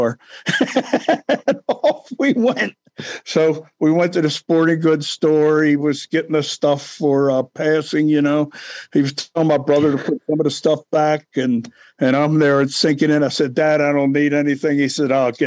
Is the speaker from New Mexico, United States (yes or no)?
no; Baltimore, Maryland, United States; I grew up in East Baltimore.